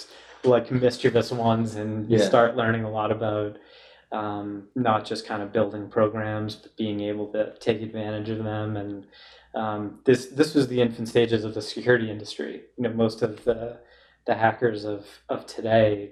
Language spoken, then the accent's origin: English; Lynnfield, Massachusetts, United States; 15 or 20 minutes north of Boston in Linfield. My mom actually still lived there as of a month ago